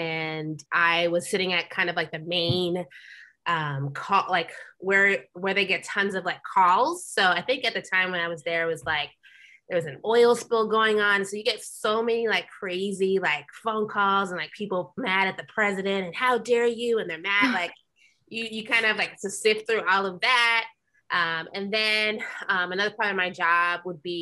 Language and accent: English; New York, United States; moved away as an adult; now in Los Angeles, United States; I'm from New York originally. So I moved back home